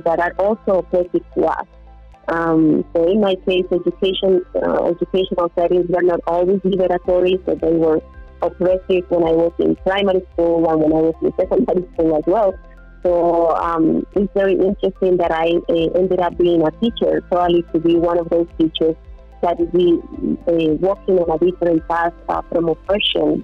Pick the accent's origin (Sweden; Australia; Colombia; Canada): Colombia; English is a second language; also born or lived in United States / Mexico